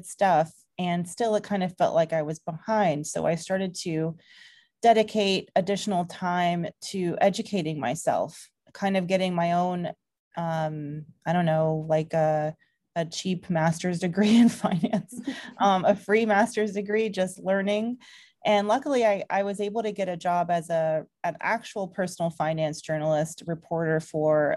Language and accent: English; Atlanta, Georgia, United States; moved away as an adult; now in New York, United States; a woman of color who grew up in the South. I'm from Georgia originally. I kind of grew up in the suburbs around Atlanta